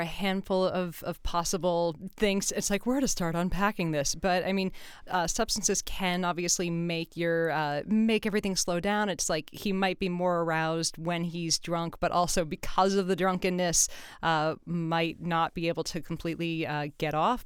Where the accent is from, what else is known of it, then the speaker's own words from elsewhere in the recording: California, United States; I'm from California